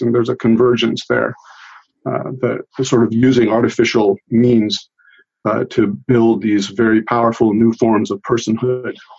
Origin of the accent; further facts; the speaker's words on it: United States; first language Italian; English is a second language; also born or lived in Italy; I grew up in this country